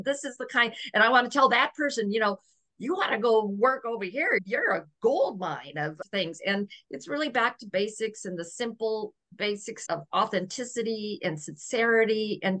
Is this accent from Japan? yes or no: yes; Okinawa, Japan; born there; because I was born in Okinawa, Japan, during a typhoon, a storm of water.